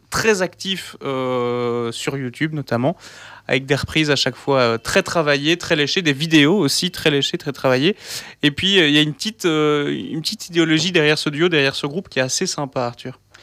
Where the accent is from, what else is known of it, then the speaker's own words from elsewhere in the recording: Wallonia, Belgium; also born or lived in Brussels; on est originaire de Wallonie, malgré qu'on soit à Bruxelles, ici à Radio Panique